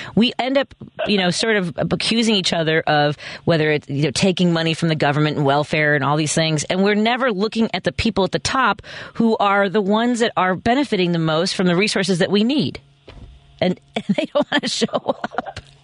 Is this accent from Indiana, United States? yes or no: no; Chicago, Illinois, United States; where I grew up in Norwood Park